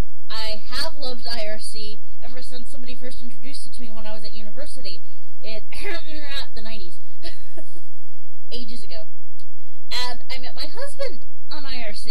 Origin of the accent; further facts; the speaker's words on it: Long Beach, California, United States; I grew up in North Long Beach, California, right next to Compton